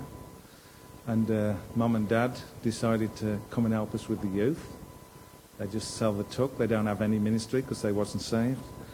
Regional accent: Cannock, West Midlands, United Kingdom; I'm from Cannock, I can go and knock on doors because I know people

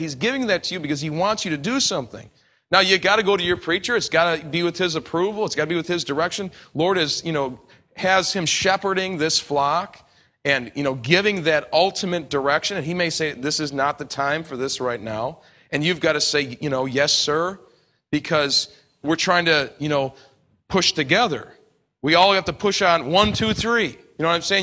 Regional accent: New York, United States; I come from New York

